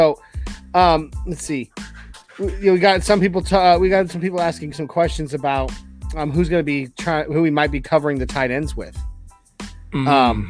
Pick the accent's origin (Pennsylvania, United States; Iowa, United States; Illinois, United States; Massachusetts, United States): Iowa, United States; I'm originally from Iowa, so I've watched him since college.